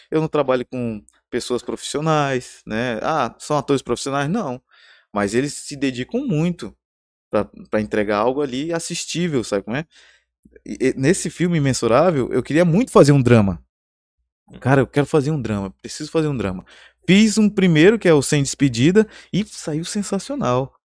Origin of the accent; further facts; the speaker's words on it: Porto Velho, Rondônia, Brazil; also born or lived in São Paulo; Eu sou, eu sou eh, rondoniano, né? Eu tô aqui desde pequeno e, e, eu amo essa cidade.